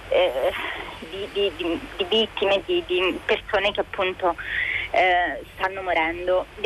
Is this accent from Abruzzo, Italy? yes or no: yes; L'Aquila, Abruzzo, Italy; now in Rome, Italy; chiamo dall'Aquila. Eh, vivo a Roma generalmente, ma per via della pandemia eh, sono rimasta bloccata qui nella mia città natale